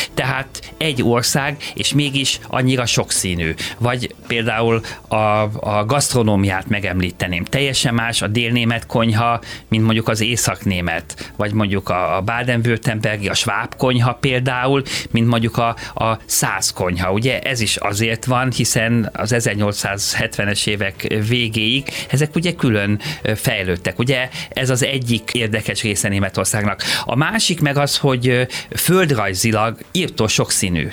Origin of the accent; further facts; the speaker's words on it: Hungary; képviselhetem magyarként, ö, Magyarországon. Ennek ugye nagyon sok előnye van, hogy én, én hazai, ö, ember vagyok